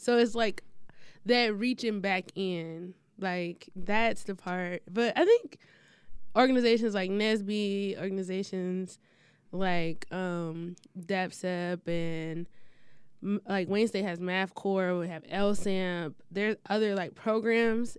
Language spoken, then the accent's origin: English; Detroit, Michigan, United States; I'm from the east side